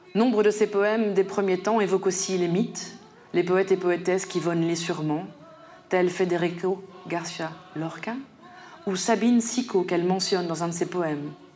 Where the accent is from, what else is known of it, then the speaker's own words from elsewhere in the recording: Paris suburbs, Île-de-France, France; moved away as an adult; now in Brussels, Belgium; j'ai grandi dans un environnement nommé communément banlieue parisienne